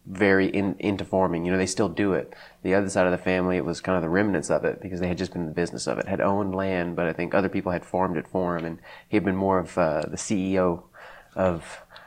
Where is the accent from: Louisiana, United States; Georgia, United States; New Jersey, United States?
Louisiana, United States; south of Crowley, Lions Point; I actually grew up south of Crowley in around a little area called Lions Point, which is not actually a city